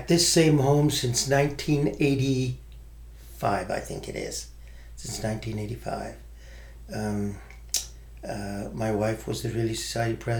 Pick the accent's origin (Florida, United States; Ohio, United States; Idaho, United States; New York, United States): Idaho, United States; Boise; I was born in Boise, Idaho